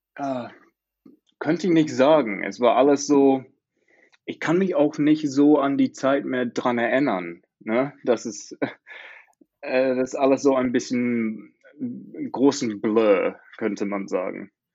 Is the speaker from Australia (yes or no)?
yes; Australia; German is a second language; also born or lived in Montreal, Canada; ich komme aus Australien, habe da fast mein ganzes Leben gelebt, aber bis zweimal habe ich in Kanada gelebt, in Montreal.